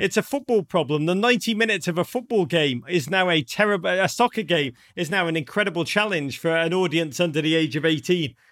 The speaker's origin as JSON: {"language": "English", "town": "Liverpool", "region": "North West England", "country": "United Kingdom", "tie": "born or raised there", "accent": "Scouse", "moved": "yes", "said": "growing up in Liverpool"}